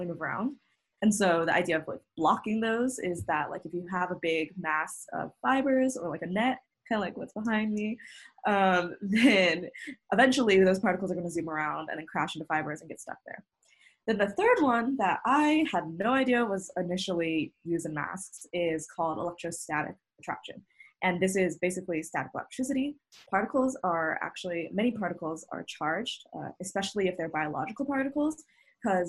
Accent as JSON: {"language": "English", "region": "Utah", "country": "United States", "said": "I'm from Utah and helping out where my home is"}